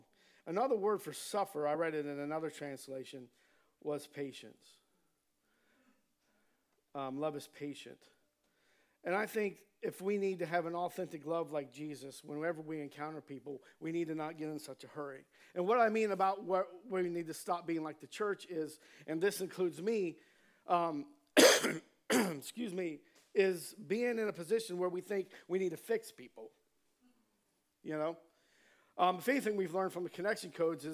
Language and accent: English; Ohio, United States; growing up in Ohio